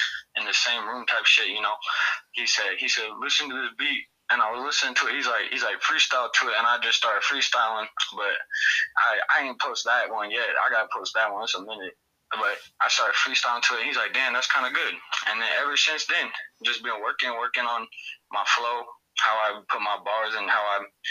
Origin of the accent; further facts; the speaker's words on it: Seattle, Washington, United States; We're from Attack, Seattle.